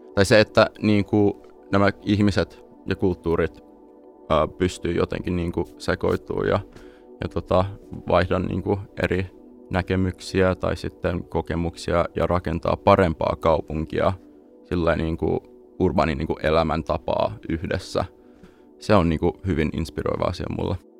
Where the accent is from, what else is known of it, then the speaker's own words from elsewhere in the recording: Los Angeles, California, United States; moved away as an adult; also born or lived in Espoo, Finland / San Francisco; now in Finland; kun mä olin kahdeksan vuotta vanha, mä äh, muutin perheen kautta tota, Los Angelesiin, ja siellä kasvoin